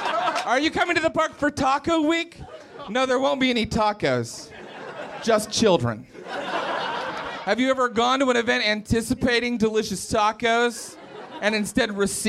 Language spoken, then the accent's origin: English; Morgantown, West Virginia, United States; We were in my hometown. I'm from Morgantown, West Virginia.